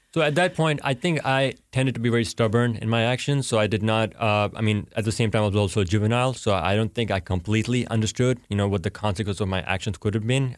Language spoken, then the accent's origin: English; Pakistan; now in United States; I'm Pakistani